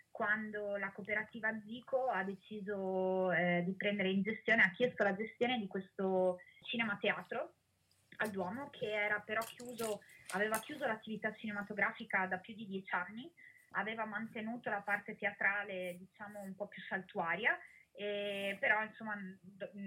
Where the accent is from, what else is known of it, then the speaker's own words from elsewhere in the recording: Rovigo, Veneto, Italy; io che sono di Rovigo ma non abitavo più in città da 15 anni